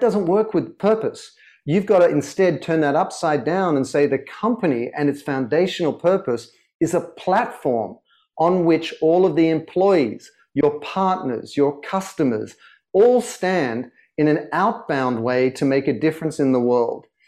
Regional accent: Sydney, New South Wales, Australia; accent: Australian; moved away as an adult; also born or lived in London; now in Los Angeles, United States; I was born in Sydney and grew up in Sydney

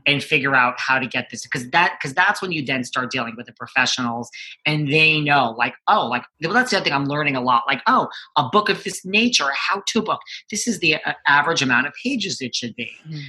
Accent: New York, United States; I'm from New York

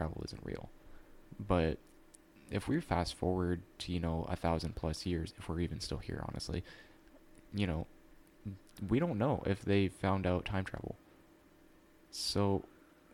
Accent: Iowa, United States; also born or lived in Ireland (ancestry); I was born in Iowa, but my family, they were directly from Ireland.

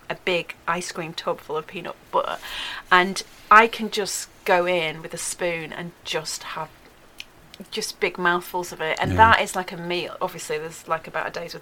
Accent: Yorkshire and the Humber, United Kingdom; I'm from Yorkshire and we don't like throwing things away

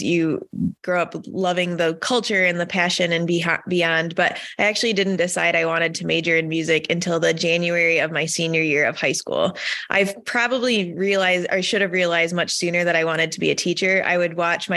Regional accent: Michigan, United States; I grew up in Michigan.

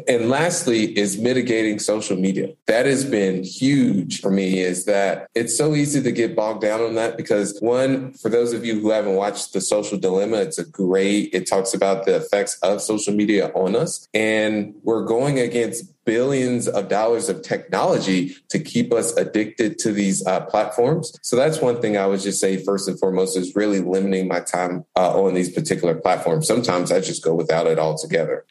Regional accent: Indianapolis, Indiana, United States; I was born and raised in Indianapolis

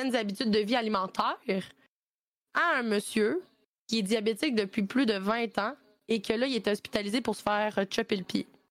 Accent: Sherbrooke, Quebec, Canada; je viens de Sherbrooke puis j'ai étudié là-bas

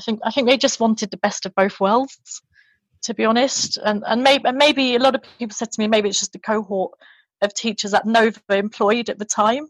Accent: London, United Kingdom; born or raised there; moved away as an adult; also born or lived in Japan; now in England

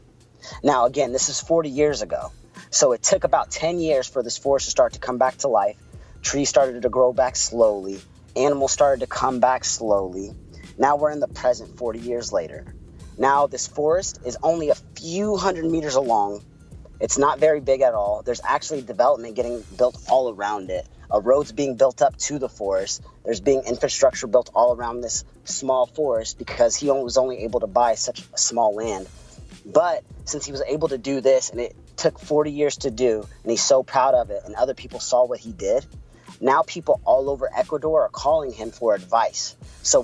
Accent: Puerto Rico; accent: Puerto Rican; my Puerto Rican accent

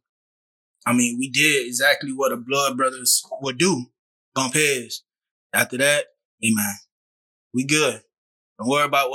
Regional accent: Garden City, Georgia, United States; I'm from Garden City, Georgia. Went to Groves High School. Met Justin. Mercer Middle School

